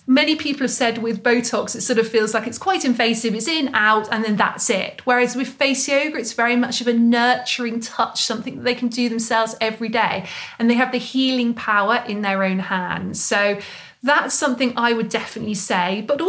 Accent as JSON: {"language": "English", "country": "Mongolia", "second_language": "English", "said": "So I'm from Mongolia. I'm studying face yoga teacher training right now."}